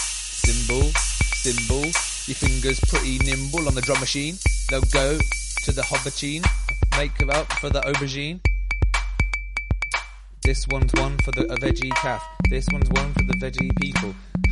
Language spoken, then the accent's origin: English; Corsica, France; I am a guy from Corsica. I'm a Corsican.